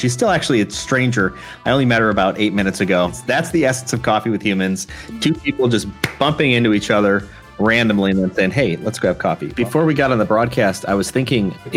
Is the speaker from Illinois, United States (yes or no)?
yes; Chicago, Illinois, United States; I'm from the Chicago